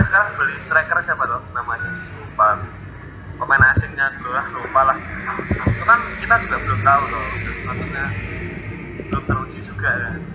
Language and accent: Indonesian; Semarang, Central Java, Indonesia; Saya sebagai orang Semarang, sebagai Semarang fans